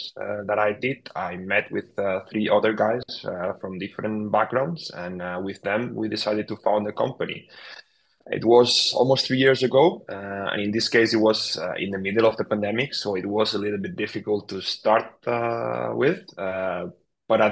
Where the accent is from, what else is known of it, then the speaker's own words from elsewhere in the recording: Barcelona, Catalonia, Spain; I followed my hometown club, FC Barcelona